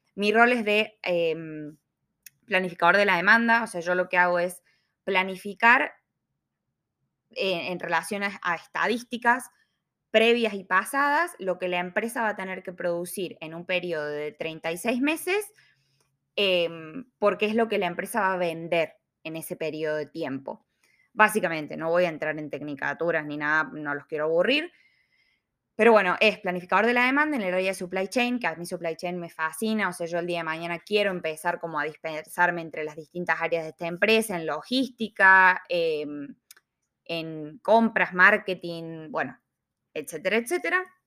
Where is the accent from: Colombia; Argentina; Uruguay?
Argentina; Córdoba; moved away as an adult; now in Melbourne, Australia; ingeniera industrial, cordobesa, viviendo en Australia hace dos años y medio